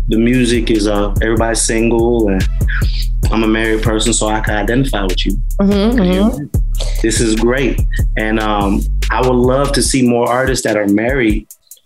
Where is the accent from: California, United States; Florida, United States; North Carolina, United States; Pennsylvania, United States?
Florida, United States; West Palm Beach; I'm from West Palm Beach